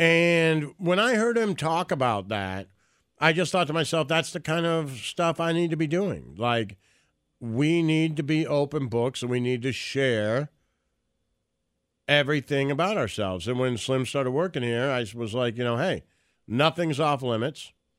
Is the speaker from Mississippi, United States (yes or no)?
no; Detroit, Michigan, United States; I think I grew up in Detroit, and when I was in Detroit, Stern was on the air